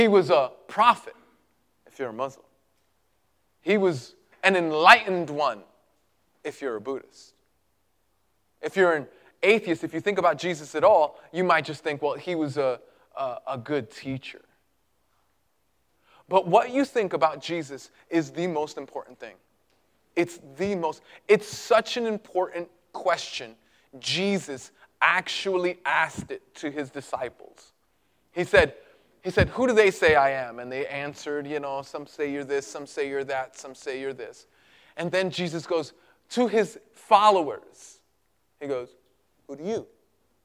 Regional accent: New York City, New York, United States; moved away; I grew up in Greenpoint

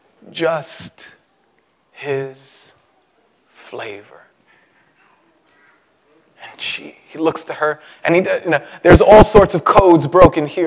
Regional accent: New York City, New York, United States; I was born in Brooklyn, my mother on welfare

